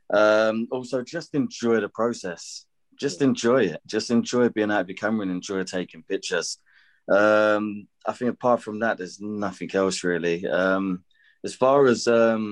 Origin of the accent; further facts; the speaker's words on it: London, United Kingdom; growing up in Peckham, there weren't much to do as a youth in the area when we was growing up